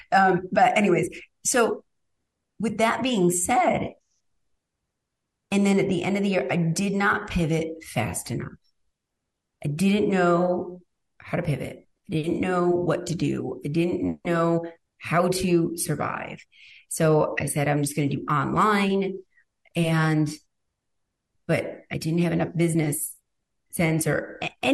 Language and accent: English; Rome, New York, United States; moved away; I'm literally from Rome, New York